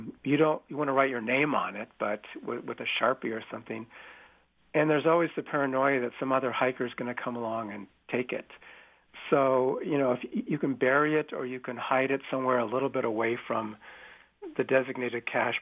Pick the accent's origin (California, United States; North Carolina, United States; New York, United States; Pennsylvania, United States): California, United States; I've lived in the Bay Area and I grew up in California